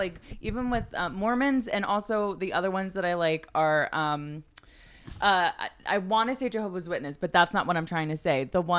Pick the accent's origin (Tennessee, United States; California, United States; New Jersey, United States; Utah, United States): New Jersey, United States; moved away; growing up in Jersey